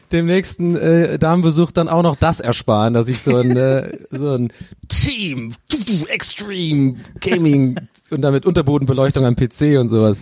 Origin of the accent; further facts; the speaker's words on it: Ireland; moved away; aus Irland